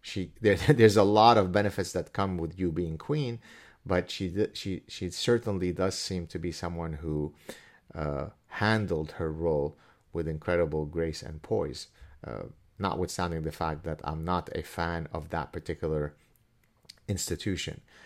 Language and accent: English; Canada; I'm Canadian